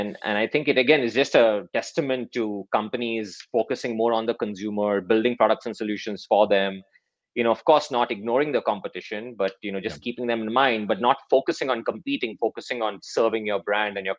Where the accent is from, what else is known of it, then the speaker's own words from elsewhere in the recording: Mumbai, Maharashtra, India; moved away as an adult; also born or lived in Clemson, United States / Chicago, United States; I grew up in Mumbai, India